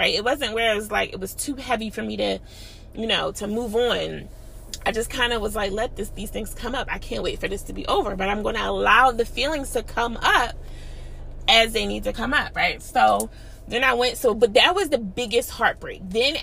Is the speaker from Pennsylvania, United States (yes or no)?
yes; Philadelphia, Pennsylvania, United States; I'm from Philly